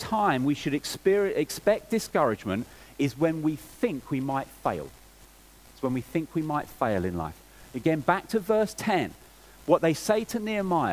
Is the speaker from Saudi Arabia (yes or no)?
no; England, United Kingdom; I'm English and English people